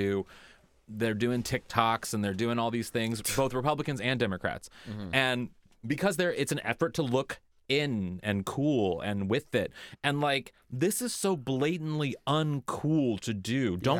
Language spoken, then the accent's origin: English; Kirkwood, Missouri, United States; that were found in my community, my hometown, Kirkwood, alive.